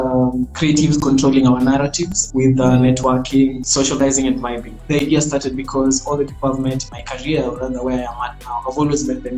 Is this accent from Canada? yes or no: no; Nairobi, Kenya; I grew up in Kibera